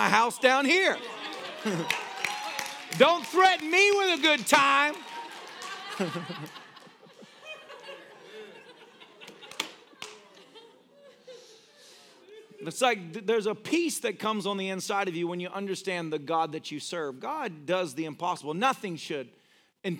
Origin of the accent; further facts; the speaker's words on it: United States; I'm an American.